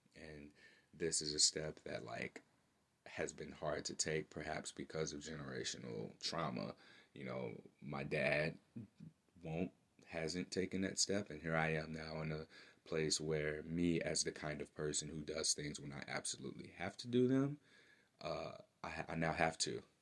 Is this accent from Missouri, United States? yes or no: yes; St. Louis, Missouri, United States; my hometown, St. Louis, Missouri